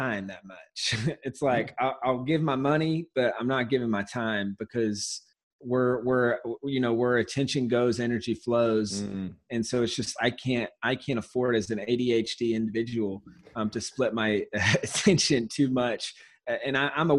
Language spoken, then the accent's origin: English; Walhalla, South Carolina, United States; also born or lived in San Diego; now in Los Angeles, United States; I'm originally from Walhalla, South Carolina. It's a small town in the middle of nowhere